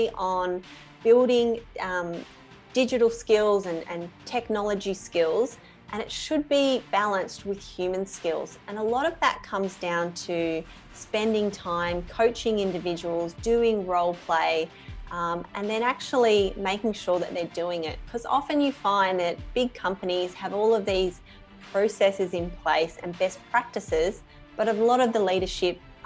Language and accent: English; Sydney, New South Wales, Australia; also born or lived in Dublin, Ireland / Texas, United States; I grew up in Australia. I think I'm one of the few people in the industry that did grow up here